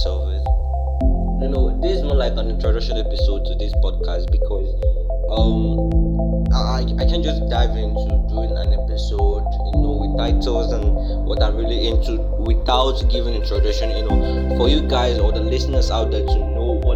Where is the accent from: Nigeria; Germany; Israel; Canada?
Nigeria; I'm from Nigeria, you know, that's the western part of Africa